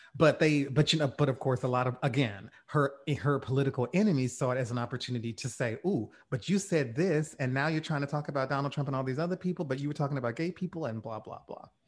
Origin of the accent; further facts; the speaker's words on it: rural Louisiana, United States; I grew up in Louisiana, in rural Louisiana